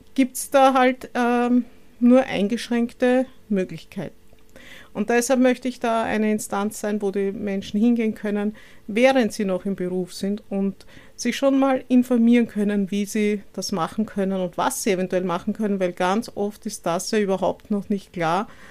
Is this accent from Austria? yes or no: yes; Vienna, Austria; lebe in Wien, bin auch gebürtige Wienerin